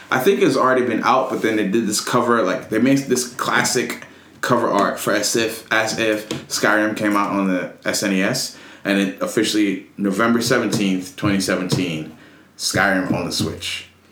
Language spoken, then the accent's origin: English; Nigeria; I'm Nigerian.